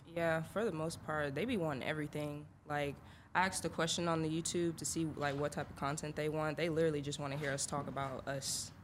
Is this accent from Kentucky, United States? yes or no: no; Atlanta, Georgia, United States; also born or lived in Illinois; I'm from Atlanta. I moved there my sophomore year of high school